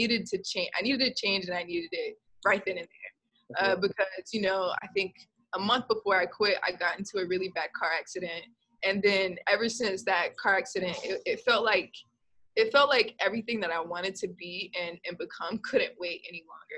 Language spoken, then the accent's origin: English; Gainesville, Georgia, United States; moved away as an adult; I moved back to my hometown